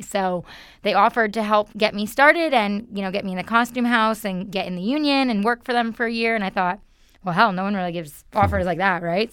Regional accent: New York, United States; moved away as an adult; I'm originally from New York

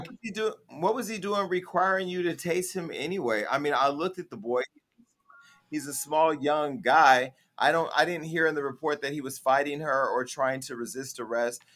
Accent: United States; moved away; My hometown right now, I had a black mayor who was a Democrat who did not serve our community. Mayor Tubbs

